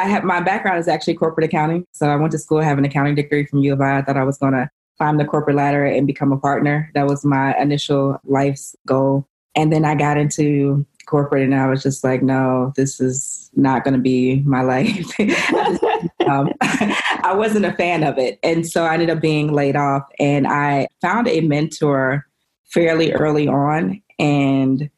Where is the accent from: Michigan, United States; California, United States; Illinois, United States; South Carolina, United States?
Illinois, United States; Chicago; I'm from Chicago.